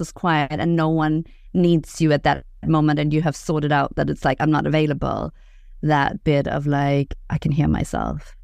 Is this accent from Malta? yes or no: no; Denmark; moved away; I'm from Denmark